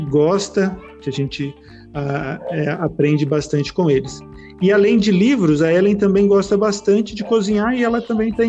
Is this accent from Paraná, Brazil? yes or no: no; Palmas, Tocantins, Brazil; also born or lived in São Paulo; now in Sinop, Brazil; é, eu sou nascido em São Paulo, cresci em Palmas, Tocantins, rodei a metade desse Brasil e atualmente eu estou morando aqui em Sinop, Mato Grosso.